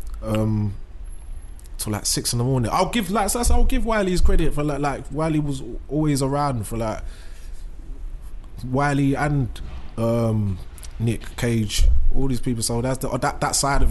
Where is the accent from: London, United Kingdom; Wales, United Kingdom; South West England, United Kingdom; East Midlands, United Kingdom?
London, United Kingdom; I'm from East London